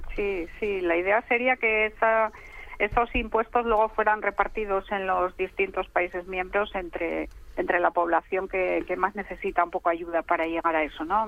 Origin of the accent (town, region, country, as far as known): Spain